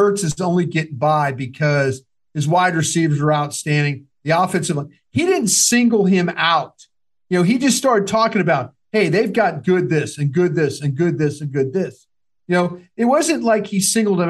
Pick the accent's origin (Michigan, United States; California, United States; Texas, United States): Texas, United States; Dallas; also born or lived in Philadelphia